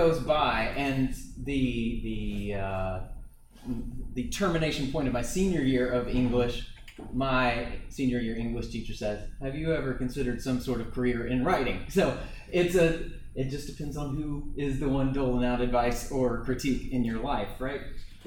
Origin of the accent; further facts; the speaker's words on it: Hendersonville, United States; I am from Hendersonville